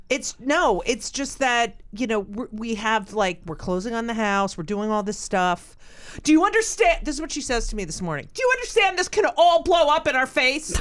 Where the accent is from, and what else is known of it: Clark, New Jersey, United States; born or raised there; moved away